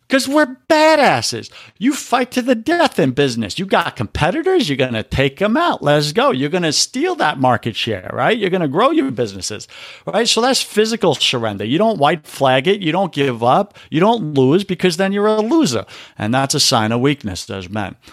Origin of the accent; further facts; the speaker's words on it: New York, United States; I'm from New York.